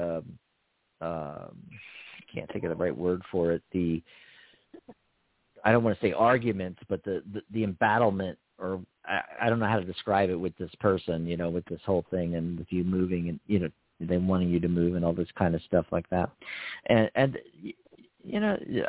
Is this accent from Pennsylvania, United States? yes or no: yes; Pennsylvania, United States; now in Arizona, United States; Our home state